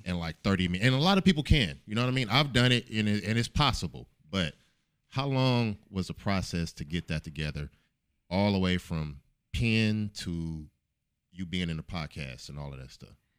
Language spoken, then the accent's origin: English; Oakland, California, United States; I'm from Oakland.